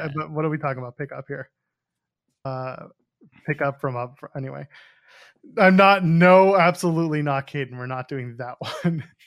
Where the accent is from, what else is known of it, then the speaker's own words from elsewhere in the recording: Canada; I'm a Canadian